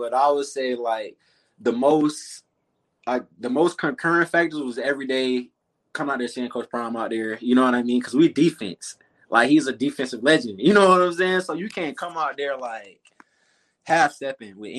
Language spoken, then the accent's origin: English; Tallahassee, Florida, United States; moved away; Grew up and born and raised in Tallahassee